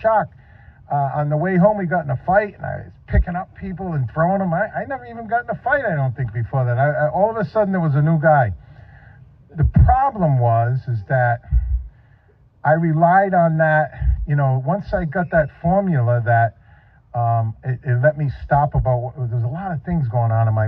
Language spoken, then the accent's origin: English; New England, United States; moved away as an adult; also born or lived in Northeast; I come from New England